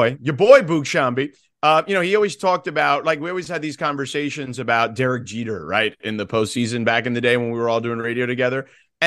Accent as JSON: {"language": "English", "town": "Miami", "region": "Florida", "country": "United States", "tie": "born or raised there", "said": "my friends I grew up with in Miami"}